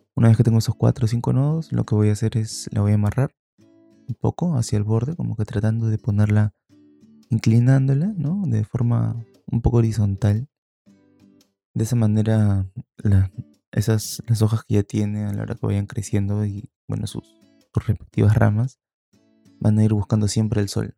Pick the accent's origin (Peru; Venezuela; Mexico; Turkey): Peru; aquí en Perú, cuando yo era niño, estoy hablando pues de fines, finales de los 90